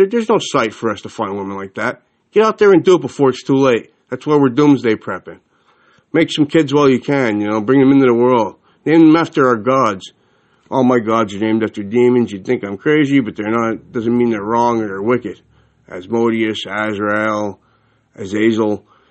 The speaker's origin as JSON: {"language": "English", "country": "Ireland", "said": "my most important holiday coming up as an Irishman is Halloween"}